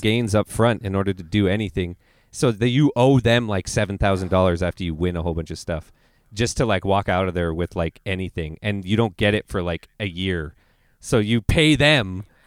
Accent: Canada; I'm Canadian

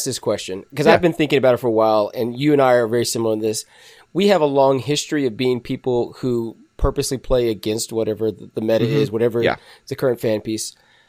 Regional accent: the South, United States; We're Southern.

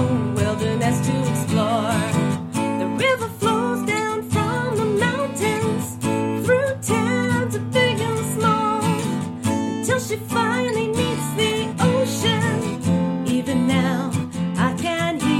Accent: Rhinebeck, New York, United States; So I'm a native of the Hudson Valley. I grew up right here in Rhinebeck. Didn't go very far

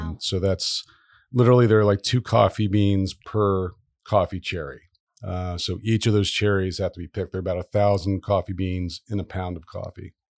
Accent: Dayton, Ohio, United States; moved away as an adult; also born or lived in Virginia Beach, Virginia; now in Providence, United States; I mostly grew up in Dayton, Ohio

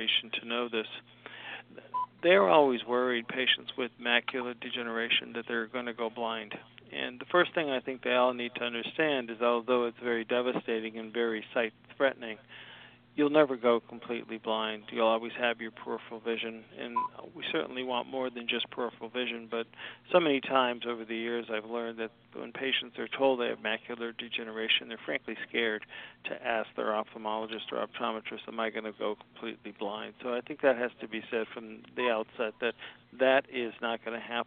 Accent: Scranton, Pennsylvania, United States; moved away as an adult; also born or lived in Philadelphia, Pennsylvania / Tampa, Florida / Washington, D.C.; now in Bonita Springs, United States; I was from Scranton, Pennsylvania, so it was a somewhat natural choice that I'd go back there

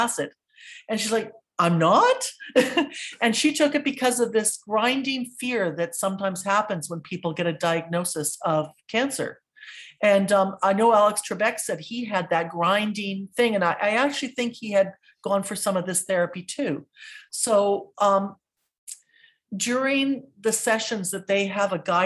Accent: West Coast, British Columbia, Canada; I grew up on the West Coast

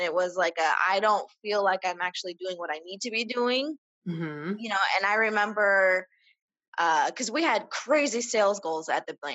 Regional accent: Las Vegas, Nevada, United States; I've been born and raised in Las Vegas.

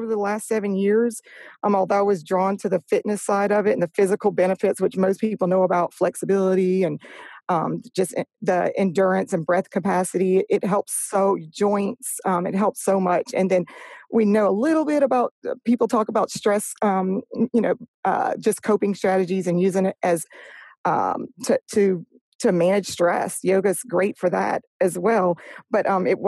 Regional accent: Louisiana, United States; moved away as an adult; now in Orange Beach, United States; when I grew up in Louisiana, moved here in 99. So I was about 23 years old.

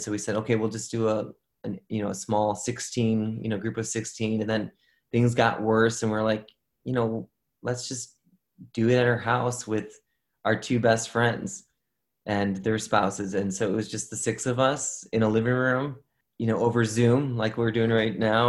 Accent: Chicago, Illinois, United States; I'm born and raised in Chicago

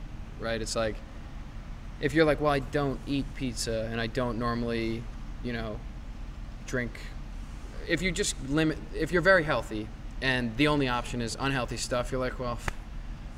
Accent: New York, United States; in New York, I grew up in New York, I live in New York

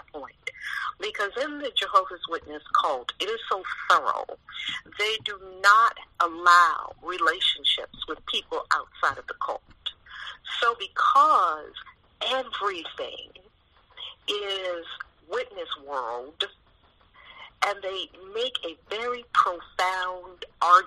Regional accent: New York City, New York, United States; I was born and raised in New York City in Harlem, right in the middle of the hood

